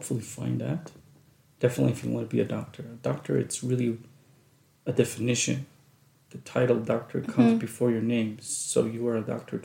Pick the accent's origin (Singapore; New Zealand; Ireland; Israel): Israel; Jerusalem, Jerusalem District; English is a second language; moved away as an adult; also born or lived in Russia; now in United States; most of my education, most of my childhood was between Jerusalem and different neighborhoods